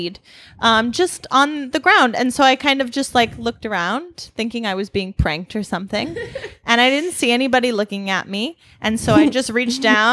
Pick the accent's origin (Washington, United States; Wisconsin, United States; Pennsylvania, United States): Wisconsin, United States; I'm from Wisconsin